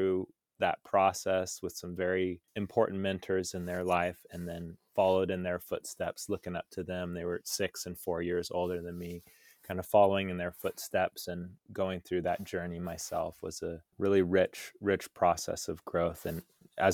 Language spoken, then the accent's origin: English; Folsom, California, United States; Growing up, I grew up in Northern California in near Sacramento in a town called Folsom, and I had three brothers.